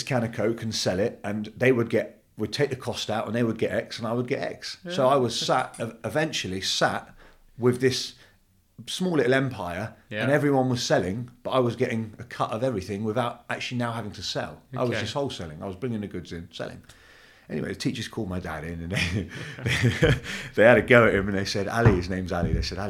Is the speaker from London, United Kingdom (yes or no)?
yes; London, United Kingdom; also born or lived in Turkey; So I came to England when I was two, so I don't know any different.